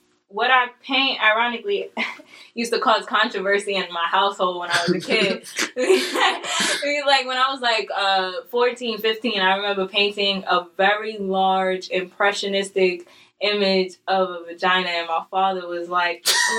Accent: New York City, New York, United States; also born or lived in the Bronx, New York; I grew up in Harlem. Like, I went to old schools in Harlem.

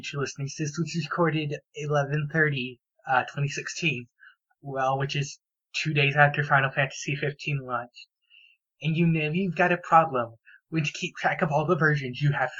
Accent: United States; as an American

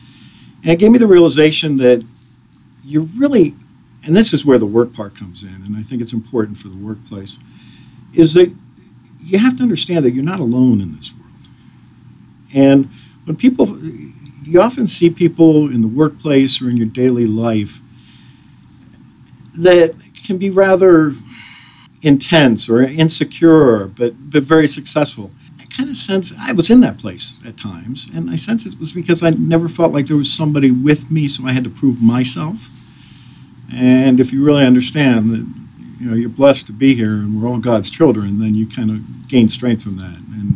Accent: Washington, United States; also born or lived in overseas; We grew up in Washington. We grew up overseas.

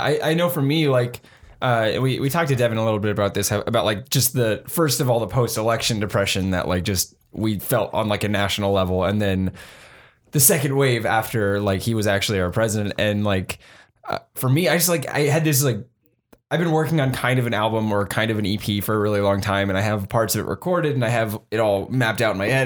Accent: San Jose, California, United States; moved away as an adult; now in Bellingham, United States; my friends who stayed in San Jose

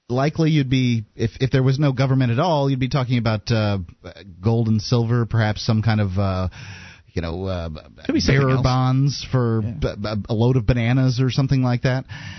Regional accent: New Hampshire, United States; I'm originally from New Hampshire.

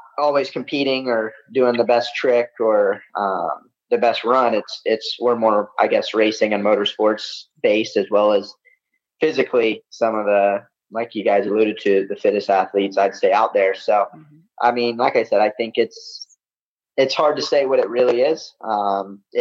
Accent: the South, United States; Growing up in the South, that's what I grew up on

